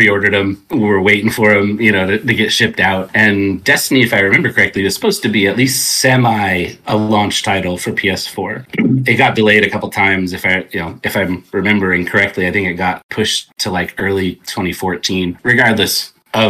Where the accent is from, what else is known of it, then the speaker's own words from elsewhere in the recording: California, United States; moved away as an adult; also born or lived in Texas; I born and raised in California, went to school here, and then moved out there just on a whim